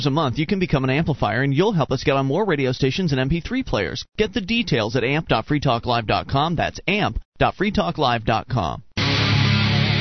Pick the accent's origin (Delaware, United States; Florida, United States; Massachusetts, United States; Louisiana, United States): Florida, United States; moved away as an adult; now in New Hampshire, United States; We moved here from Florida, where we were both born and raised